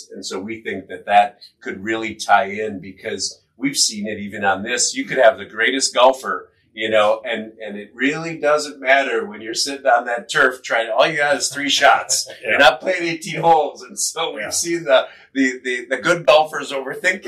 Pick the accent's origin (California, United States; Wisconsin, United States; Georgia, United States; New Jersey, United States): Wisconsin, United States; Green Bay; moved away; I grew up in Green Bay, Wisconsin, and I remember watching WGN as a kid